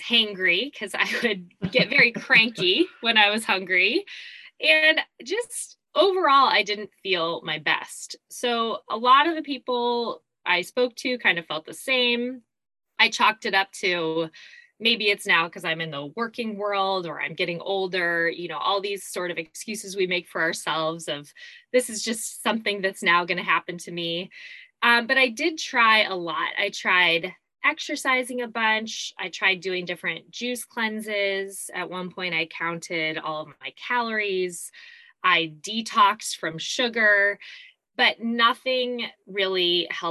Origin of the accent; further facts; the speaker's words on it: Arizona, United States; moved away as an adult; also born or lived in New York City; now in California, United States; I was originally born and raised in Arizona.